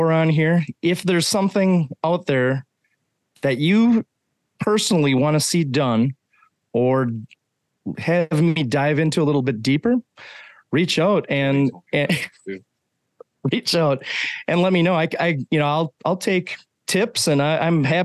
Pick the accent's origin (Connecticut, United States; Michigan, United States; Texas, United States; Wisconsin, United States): Wisconsin, United States; now in Minnesota, United States; I'm from Wisconsin originally. Now I'm in Minnesota. So the best of two bad accents mixed together is basically where I'm